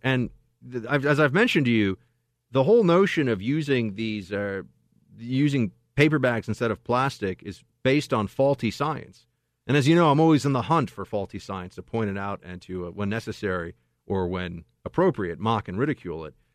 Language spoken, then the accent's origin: English; New York, United States; moved away as an adult; now in California, United States; I'm in California now. This is my impression as a New Yorker